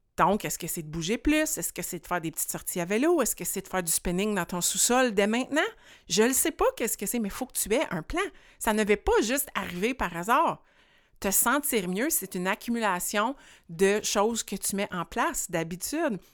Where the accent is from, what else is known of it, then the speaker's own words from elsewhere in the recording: rural Quebec, Canada; fille de campagne ici qui était prise au centre-ville de Montréal